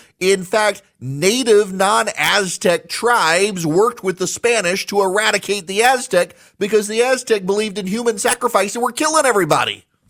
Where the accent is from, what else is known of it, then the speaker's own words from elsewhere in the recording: Dubai, United Arab Emirates; also born or lived in United States; I was born and raised in the United States. Well, okay, not fair. I grew up in Dubai, but I was born here in the United States.